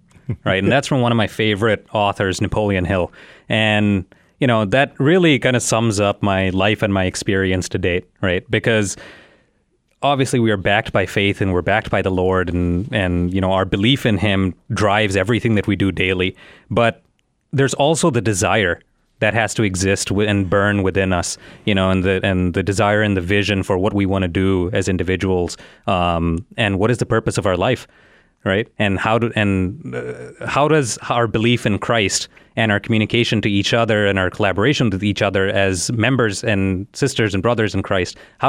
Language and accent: English; India; now in Chicago, United States; So I moved to Chicago from India, mm-hmm. You know, about 15 years ago, right?